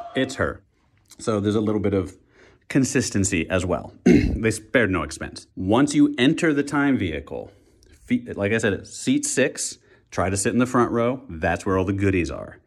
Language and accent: English; Wichita, Kansas, United States; moved away; I am in my hometown, my childhood hometown of Wichita, Kansas